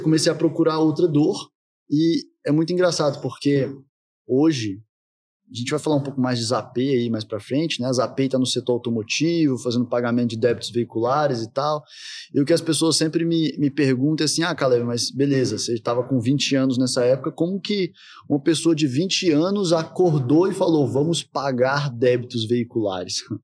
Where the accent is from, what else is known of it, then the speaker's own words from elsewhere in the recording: Brasília, Federal District, Brazil; Nasci em Brasília, minha família é toda de lá